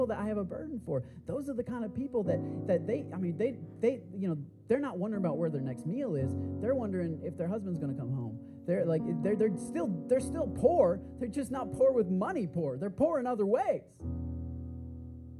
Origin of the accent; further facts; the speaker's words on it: San Marcos, Texas, United States; moved away as an adult; now in Austin, United States; I'm from San Marcos.